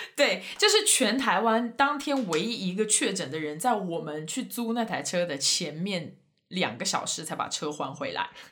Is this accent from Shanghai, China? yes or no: no; Sichuan, China; moved away; 作为一个四川人